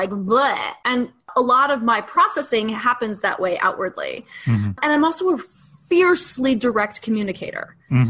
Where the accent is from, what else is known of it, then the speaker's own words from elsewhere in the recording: New York, United States; we're both from New York